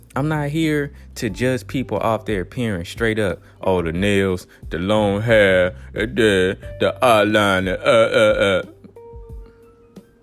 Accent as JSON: {"language": "English", "region": "Texas", "country": "United States", "said": "I'm from Texas"}